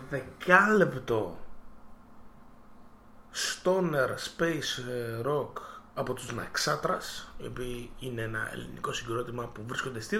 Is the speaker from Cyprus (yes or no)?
yes; Cyprus; Είμαστε από Κυπρός.